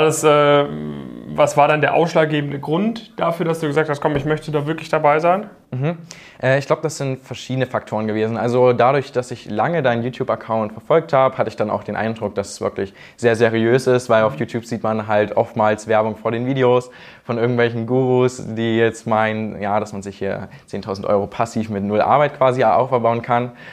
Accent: Thuringia, Germany; ich komme aus Thüringen

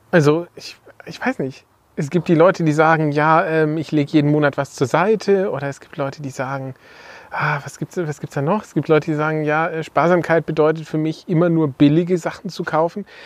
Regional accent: Baden-Württemberg, Germany; Ja, als Schwabe ist das selbstverständlich.

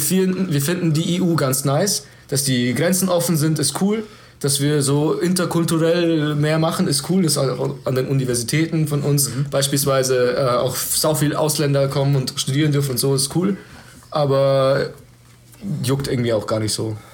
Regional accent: Germany; ich lebe in diesem Land, ich bin Deutscher

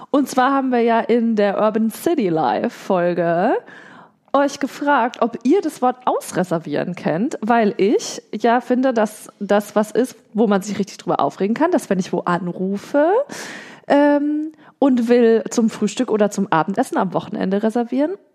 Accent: Southern Germany, Germany; Und ich komme ja selber aus Süddeutschland

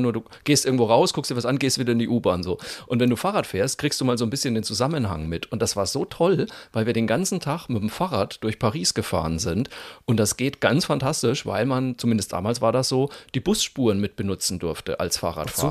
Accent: Germany; wir Deutschen

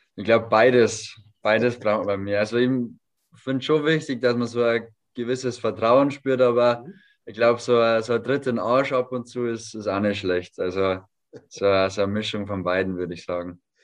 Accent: home village five minutes from Vilshofen, Bavaria, Germany; moved away; fünf Minuten von meinem Heimatdorf weg

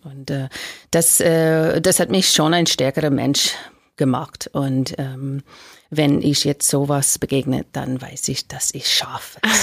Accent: United States; German is a second language; now in Germany; ich bin Amerikanerin, ich habe einen Deutscher geheiratet und ich wohne jetzt in Deutschland

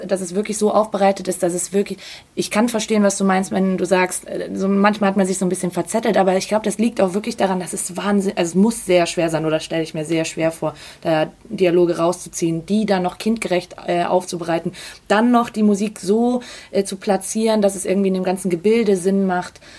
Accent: Salzburg, Austria; moved away; Ich bin ja gebürtige Salzburgerin

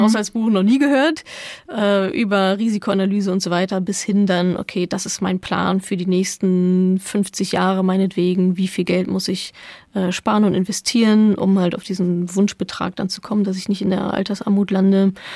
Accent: Dortmund, North Rhine-Westphalia, Germany; Ich komme aus Dortmund, also großer BVB-Fan natürlich

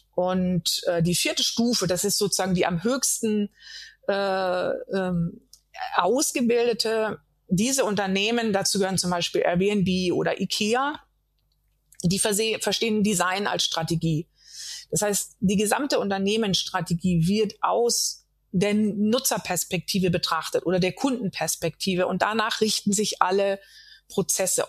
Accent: Germany; als weiße Frau in Deutschland geboren und aufgewachsen

